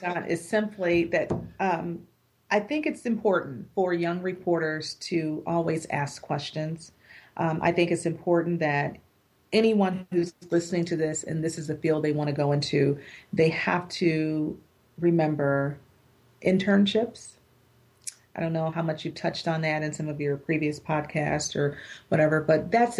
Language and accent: English; Buffalo, New York, United States; I'm working in my hometown still